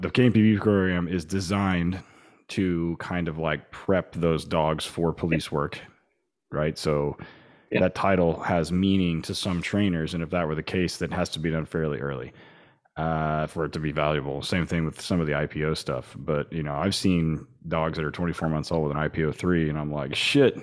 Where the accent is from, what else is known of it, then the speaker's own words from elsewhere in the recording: Oklahoma, United States; I'm from Oklahoma